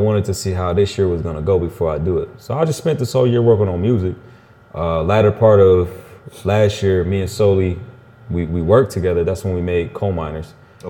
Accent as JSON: {"language": "English", "town": "Elkhart", "region": "Indiana", "country": "United States", "said": "I'm from Elkhart."}